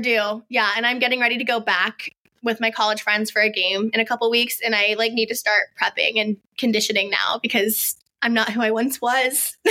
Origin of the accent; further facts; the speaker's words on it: the South, United States; we grew up in the South